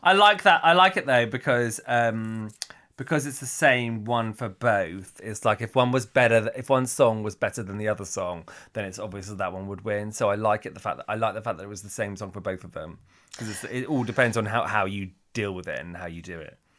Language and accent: English; Cornwall, South West England, United Kingdom; moved away; I'm originally from Cornwall